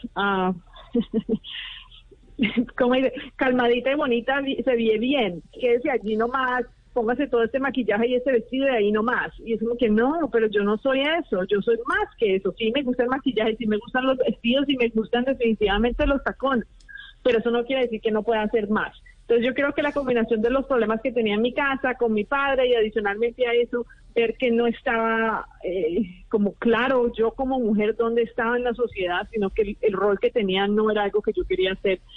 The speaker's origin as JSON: {"language": "Spanish", "country": "Colombia", "moved": "yes", "said": "yo soy colombiana"}